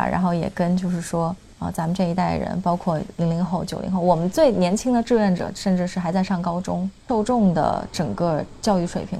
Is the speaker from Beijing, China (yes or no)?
yes; Beijing, China; also born or lived in Hong Kong; 就我妈是北京人，我爸是香港人，我是在香港出生的。那我在香港上小学到二年级就来北京生活了，我们全家就搬过来了。